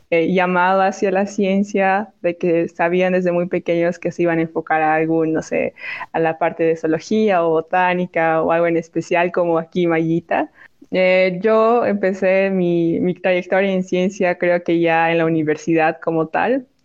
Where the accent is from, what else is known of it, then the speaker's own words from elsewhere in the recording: Bolivia; como era boliviana, era extranjera, realmente no podía acceder a la realeza.